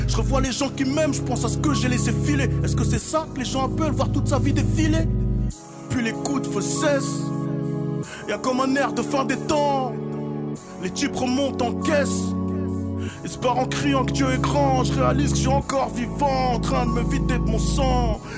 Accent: Le Blanc-Mesnil, Île-de-France, France; Français, d'origine des Z, je viens de la cité des Tilleuls à Blancoc, 9-3, 35, je bosse dans le textile

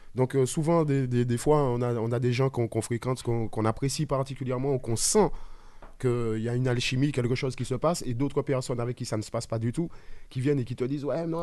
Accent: Martinique; chez moi en Martinique.

